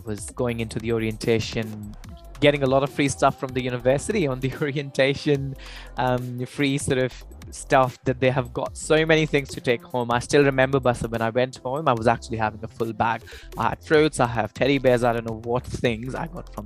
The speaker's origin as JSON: {"language": "English", "town": "Ambala", "region": "Haryana", "country": "India", "tie": "born or raised there", "also_born_or_lived": "Melbourne, Australia", "moved": "as an adult", "said": "where I come from Ambala"}